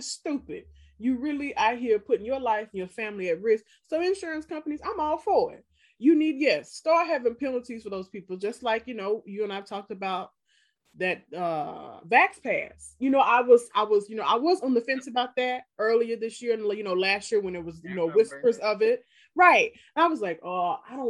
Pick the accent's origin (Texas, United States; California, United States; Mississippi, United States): Mississippi, United States; moved away; Like where I grew up in Mississippi